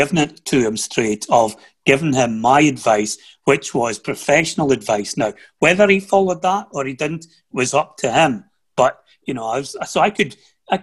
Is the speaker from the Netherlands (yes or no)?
no; Aberdeenshire, Scotland, United Kingdom; also born or lived in Huntly; I'm born in Huntley. I grew up in Aberdeenshire